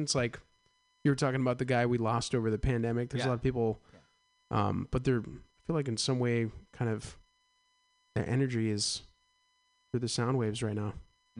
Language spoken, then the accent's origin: English; East Bay, California, United States; I'm an East Bay kid, Castro Valley, Santa Ramon, that area.